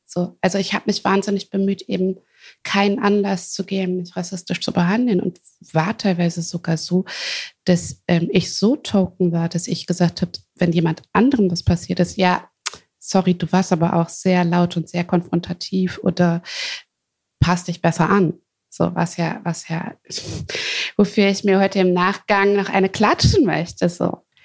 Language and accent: German; Hagen, North Rhine-Westphalia, Germany; also born or lived in Wuppertal; ich äh, bin in Ruhrpott geboren, in Hagen.